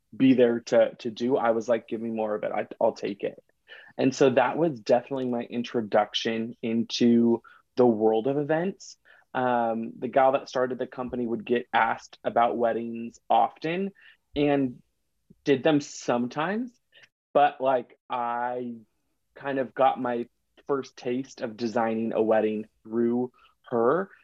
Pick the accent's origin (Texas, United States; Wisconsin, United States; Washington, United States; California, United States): Washington, United States; Seattle; I'm from Seattle